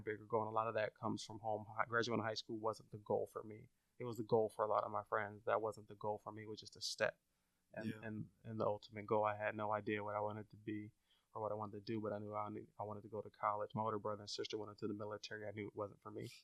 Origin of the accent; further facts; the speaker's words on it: Long Beach, California, United States; I grew up in Long Beach